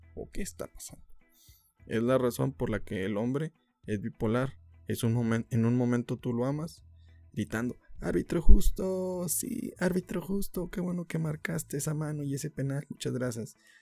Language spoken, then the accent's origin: Spanish; Mexico; como mexicanos